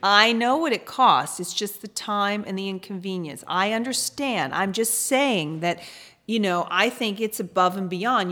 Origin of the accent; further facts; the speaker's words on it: Atlanta, Georgia, United States; also born or lived in England / New York; now in Los Angeles, United States; I grew up in Atlanta, Georgia